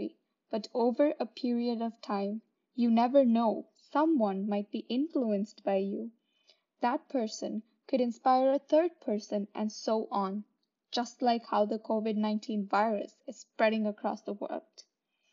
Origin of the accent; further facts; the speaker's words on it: India; now in Brampton, Canada; Growing up in India and now living in Brampton